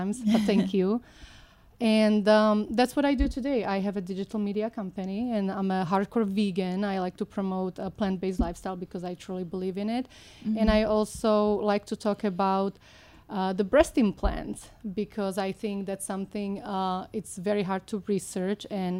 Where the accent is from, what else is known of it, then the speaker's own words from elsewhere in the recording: Slovakia; English is a second language; moved away as an adult; now in United States; Born and raised in Slovakia, former Czechoslovakia, I came to the United States in 1998